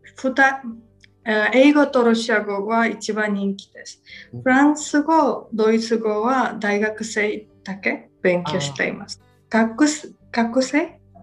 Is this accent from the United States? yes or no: no; Batumi, Adjara, Georgia; Japanese is a second language; でも私の出身はバトミ。うん、バトミの学校は同じでした。